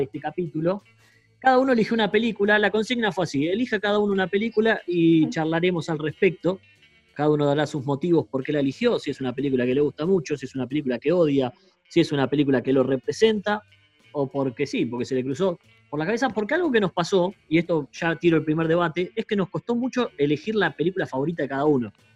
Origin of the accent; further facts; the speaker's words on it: Mar del Plata, Buenos Aires Province, Argentina; nosotros somos de Mar del Plata